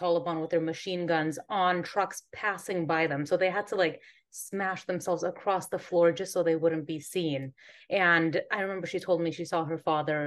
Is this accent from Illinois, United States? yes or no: no; Northern California, United States; moved away as an adult; now in Antigua; I'm originally from California, so Northern California, born and raised